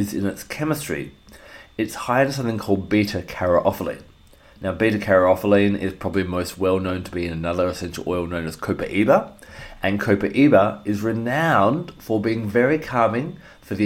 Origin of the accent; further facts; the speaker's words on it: Australia; my home country of Australia